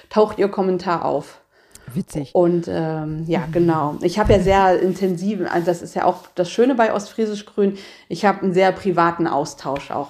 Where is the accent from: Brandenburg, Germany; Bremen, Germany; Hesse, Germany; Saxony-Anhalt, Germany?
Brandenburg, Germany; also born or lived in Rhineland; now in Leer, Germany; ich bin ja Brandenburgerin